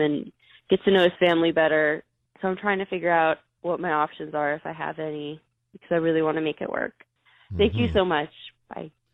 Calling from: Springfield, Missouri, United States; I'm calling from Springfield, Missouri.

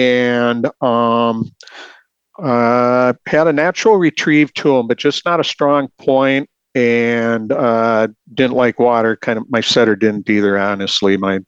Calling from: Scandia, Minnesota, United States; Sure, I'm calling from Scandia, Minnesota

